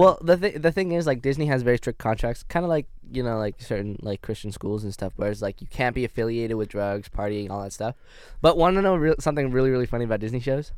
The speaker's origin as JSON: {"language": "English", "country": "Canada", "accent": "Canadian", "moved": "as an adult", "lives_now": "United States", "said": "my Canadian accent"}